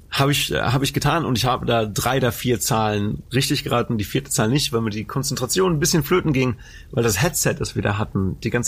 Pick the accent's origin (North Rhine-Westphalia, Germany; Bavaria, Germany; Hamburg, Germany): North Rhine-Westphalia, Germany; Anholt; Habe ich in meiner Heimatstadt gemacht. Also ich komme aus Anhold ursprünglich und dann, naja, in der nächstgrößeren Stadt Bocholt habe ich getanzt